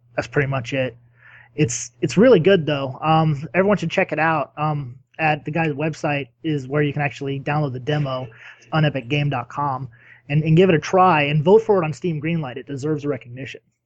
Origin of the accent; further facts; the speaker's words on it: United States; I'm American